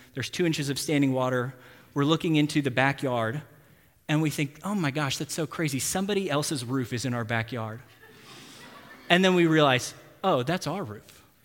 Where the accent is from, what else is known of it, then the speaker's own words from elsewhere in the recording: Texas, United States; now in Tulsa, United States; I'm from Texas